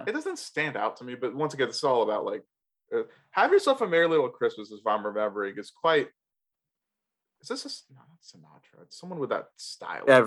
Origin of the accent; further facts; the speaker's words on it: the Carolinas, United States; as a kid, like growing up in the Carolinas, we didn't get snow a lot